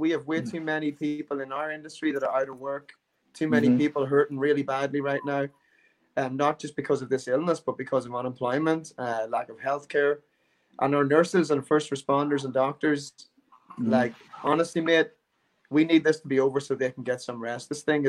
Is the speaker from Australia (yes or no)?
no; Cork, Munster, Ireland; Me? I'm from Ireland.